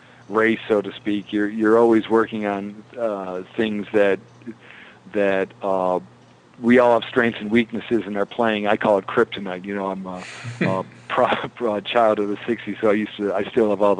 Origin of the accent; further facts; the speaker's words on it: Western New York, United States; having come or been born and raised in Western New York